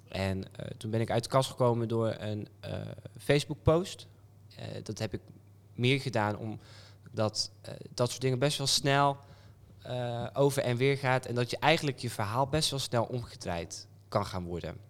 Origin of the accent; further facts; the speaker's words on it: Apeldoorn, Gelderland, Netherlands; also born or lived in Amsterdam / Brabant; now in North Brabant, Netherlands; ik kwam uit Apeldoorn